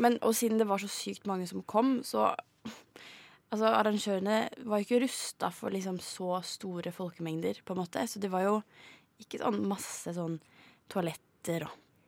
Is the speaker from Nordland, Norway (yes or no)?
no; Tønsberg, Vestfold, Norway; jeg er fra Tønsberg